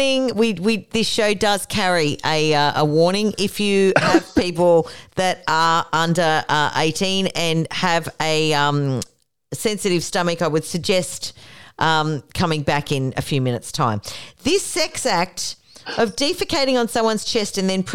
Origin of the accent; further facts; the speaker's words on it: Australia; we are from Australia